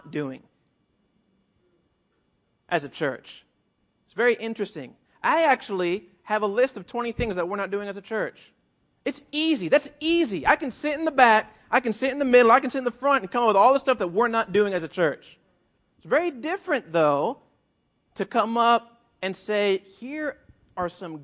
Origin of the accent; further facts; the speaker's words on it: South Florida, United States; also born or lived in Puerto Rico; now in California, United States; I grew up in South Florida, and I lived for a year in Puerto Rico